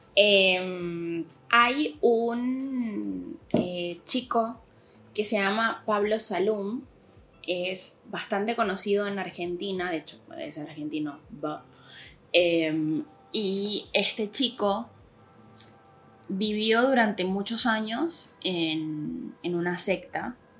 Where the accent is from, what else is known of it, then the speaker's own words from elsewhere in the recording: Venezuela; moved away; era en mi país, o sea, cuando en Venezuela